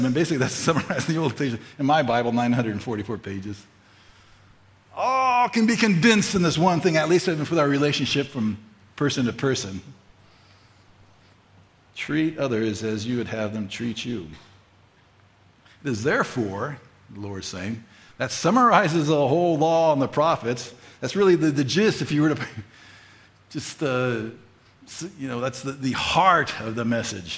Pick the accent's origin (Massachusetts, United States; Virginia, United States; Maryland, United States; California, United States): California, United States; Fullerton; I grew up in Fullerton, California, most of my youth years, grade school, junior high, and high school